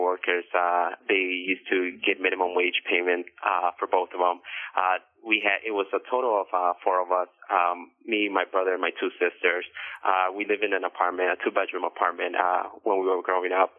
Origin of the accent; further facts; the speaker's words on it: Chicago, Illinois, United States; I was born and raised in Chicago